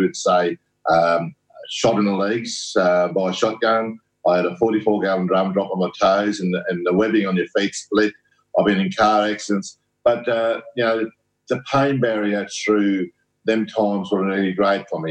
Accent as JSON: {"language": "English", "region": "south-west Western Australia", "country": "Australia", "said": "I'm a Noongar mob. I'm from down around the southwest"}